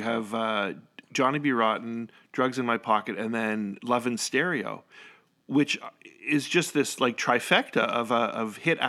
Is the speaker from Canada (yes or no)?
yes; Northern Ontario, Canada; moved away as an adult; now in Virginia, United States; I now live in Virginia, but I am from Canada.